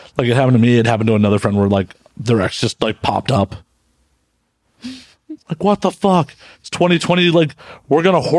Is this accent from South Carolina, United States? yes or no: no; Chicago, Illinois, United States; moved away